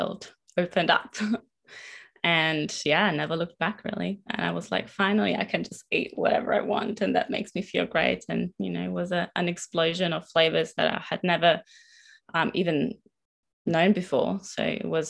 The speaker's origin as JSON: {"language": "English", "region": "northern Italy", "country": "Italy", "moved": "as an adult", "lives_now": "Melbourne, Australia", "said": "I'm originally from Northern Italy and have moved to Melbourne in 2019 with my partner Winter."}